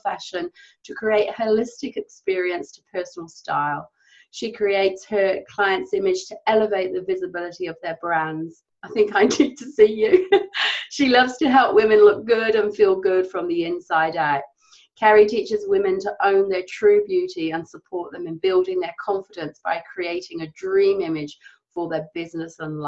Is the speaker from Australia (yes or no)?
no; Cotswolds, South West England, United Kingdom; I'm from the Cotswolds